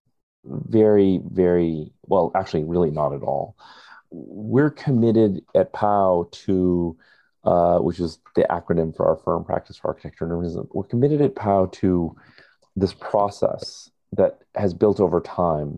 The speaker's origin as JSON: {"language": "English", "country": "India", "moved": "yes", "lives_now": "United States", "said": "identifying as an Indian or an American is the fact that I identify as an immigrant."}